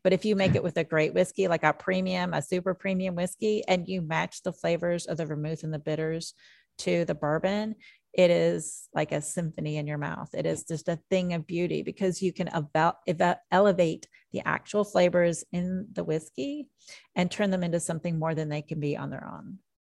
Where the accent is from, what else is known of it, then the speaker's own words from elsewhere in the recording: Jeffersonville, Indiana, United States; also born or lived in Nashville, Tennessee; now in Kentucky, United States; I grew up in Jeffersonville, Indiana